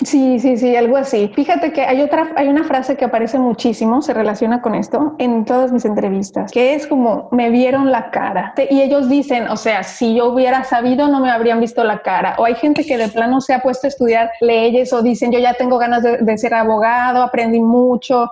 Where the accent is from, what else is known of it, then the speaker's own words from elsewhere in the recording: Mexico; moved away as an adult; now in Belgium; como persona, como mexicana